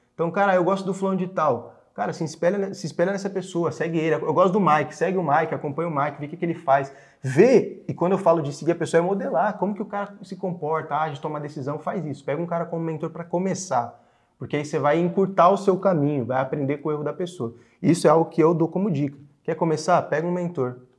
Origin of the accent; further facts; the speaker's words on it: Franco da Rocha, São Paulo, Brazil; eu nasci em Franco da Rocha, lá na periferia mesmo